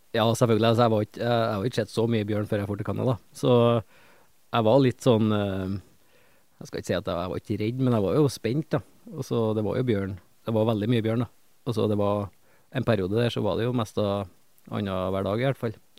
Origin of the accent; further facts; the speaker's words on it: Trøndelag, Norway; jeg skjemmes jo litt som trønder